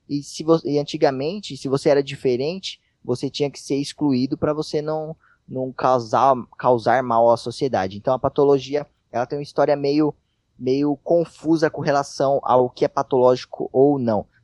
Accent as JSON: {"language": "Portuguese", "country": "Brazil"}